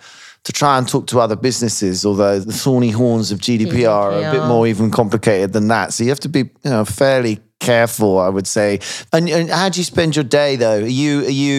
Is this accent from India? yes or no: no; United Kingdom; as a British person